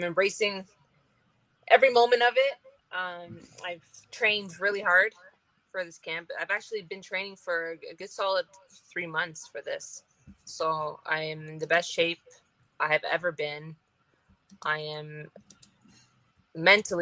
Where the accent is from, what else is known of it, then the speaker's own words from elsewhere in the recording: Ontario, Canada; I come from Ontario